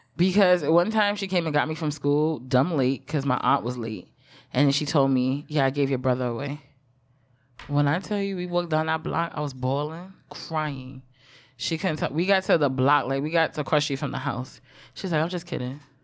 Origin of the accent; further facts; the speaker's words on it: New York City, New York, United States; first language English; the hospital I was born at in Brooklyn is on Atlantic Avenue